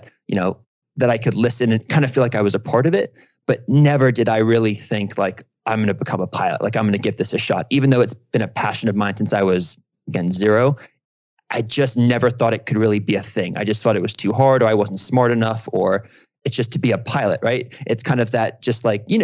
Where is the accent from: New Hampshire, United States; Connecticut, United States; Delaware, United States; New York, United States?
New York, United States; also born or lived in London; I grew up in London, moved to New York when I was 9